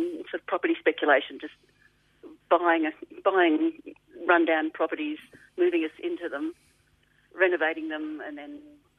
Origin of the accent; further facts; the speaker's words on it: Melbourne, Victoria, Australia; we grew up in North Clayton when it was still fields